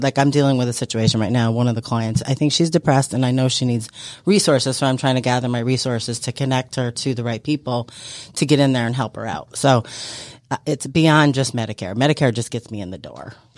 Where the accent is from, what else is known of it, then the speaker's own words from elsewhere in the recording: New York, United States; moved away as an adult; now in Georgia, United States; I am from New York